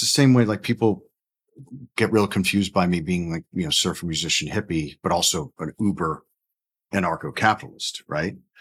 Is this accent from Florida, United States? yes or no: yes; Orlando, Florida, United States; also born or lived in New Haven, Connecticut; born a Yankee in New Haven, Connecticut, um, but essentially grew up in, in Orlando, Florida, in the Maitland Winter Park area